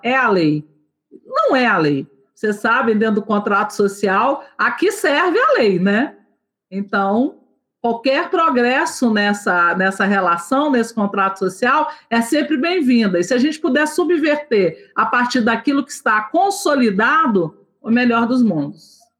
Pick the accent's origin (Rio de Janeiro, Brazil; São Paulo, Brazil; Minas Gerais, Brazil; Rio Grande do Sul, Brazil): Minas Gerais, Brazil; Nova Lima; eu sou de Nova Lima, Minas Gerais, região metropolitana de Belo Horizonte